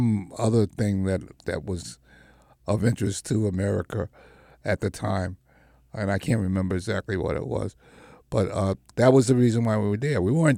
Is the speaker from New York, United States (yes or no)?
yes; New York City, New York, United States; I lost some friends who I grew up with in the Marcy